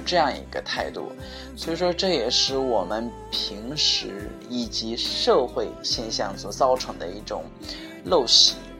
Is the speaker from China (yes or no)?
yes; China; 我们中国人